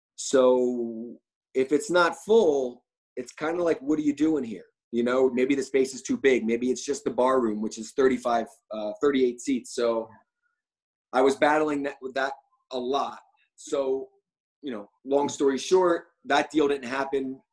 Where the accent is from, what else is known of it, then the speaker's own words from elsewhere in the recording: Philadelphia, Pennsylvania, United States; moved away as an adult; also born or lived in New York; now in Sarasota, Florida, United States; I'm originally from Philadelphia, but uh, I've been living in New York now for 17 years.